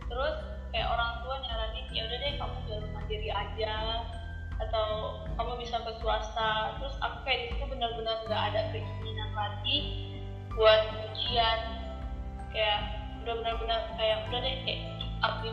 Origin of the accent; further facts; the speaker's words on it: North Sumatra, Indonesia; moved away as an adult; now in Germany; Aku asalnya dari Sumatera Utara.